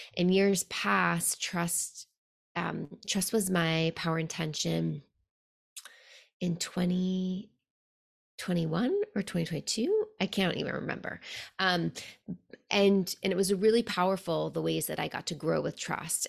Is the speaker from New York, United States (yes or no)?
yes; New York City, New York, United States; also born or lived in Buenos Aires; growing up in New York City